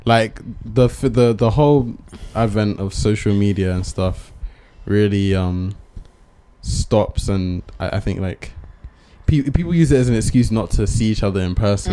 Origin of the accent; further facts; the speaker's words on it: Bristol, South West England, United Kingdom; we're from Bristol